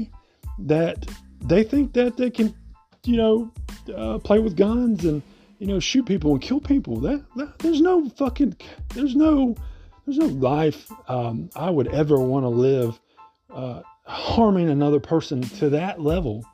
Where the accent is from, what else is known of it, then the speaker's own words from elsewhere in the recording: Memphis, Tennessee, United States; I grew up in Memphis, Tennessee